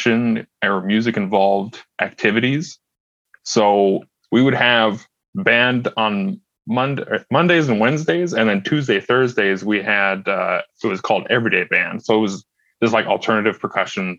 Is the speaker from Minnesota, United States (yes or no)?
yes; Red Lake Falls, Minnesota, United States; also born or lived in Fargo; I grew up in Red Lake Falls, Minnesota, which is only about 40 minutes east of Grand Forks